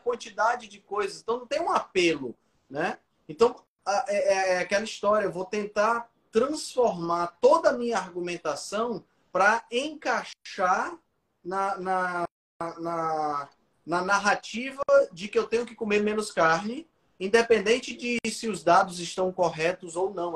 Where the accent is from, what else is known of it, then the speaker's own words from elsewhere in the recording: Ceará, Brazil; eu sou cearense